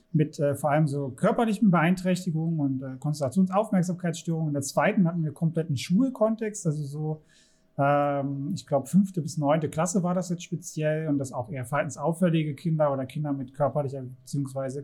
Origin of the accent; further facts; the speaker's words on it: Saxony, Germany; ich komme ja aus Sachsen